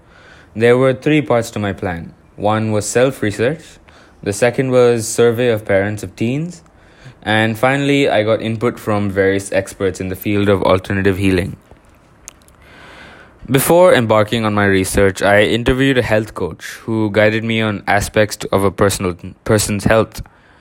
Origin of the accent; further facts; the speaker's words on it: India; now in Singapore; When I moved to Singapore from India, I kept that habit of swimming.